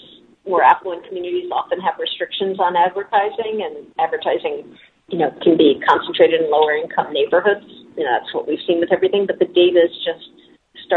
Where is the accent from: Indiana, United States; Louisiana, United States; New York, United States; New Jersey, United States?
New York, United States; moved away; I'm from New York originally.